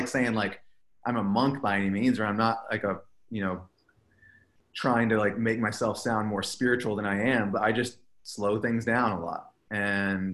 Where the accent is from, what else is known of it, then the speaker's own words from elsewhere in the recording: Texas, United States; moved away; a filmmaker from Texas